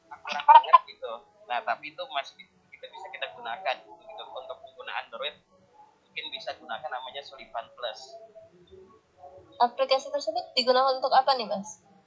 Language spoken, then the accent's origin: Indonesian; Jakarta, Indonesia; saya dari Jakarta.